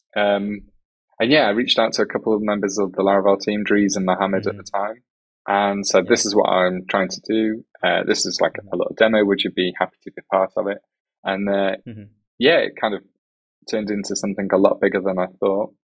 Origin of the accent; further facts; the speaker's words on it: England, United Kingdom; accent: British English; first language English; I'm English from United Kingdom, so it's British English